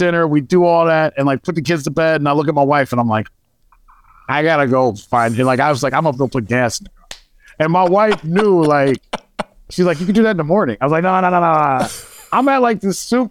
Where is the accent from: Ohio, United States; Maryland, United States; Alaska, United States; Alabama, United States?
Ohio, United States; Akron; I grew up in Akron, Ohio